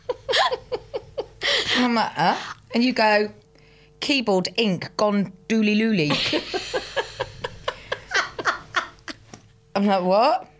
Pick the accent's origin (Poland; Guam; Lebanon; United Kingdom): United Kingdom; Cheltenham, South West England; I'm from Cheltenham in Gloucestershire